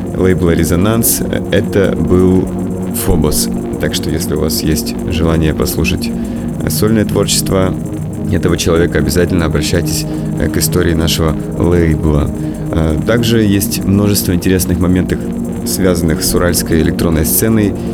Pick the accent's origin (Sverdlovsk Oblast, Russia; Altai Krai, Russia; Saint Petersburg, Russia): Sverdlovsk Oblast, Russia; Yekaterinburg; now in Moscow, Russia; из Екатеринбурга, моего родного города